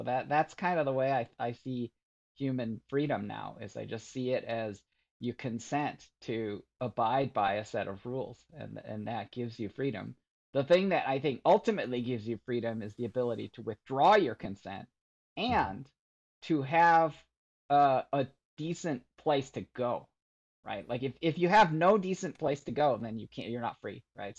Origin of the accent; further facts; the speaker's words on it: Michigan, United States; growing up in Michigan and, you know, I really kind of retreated to my computer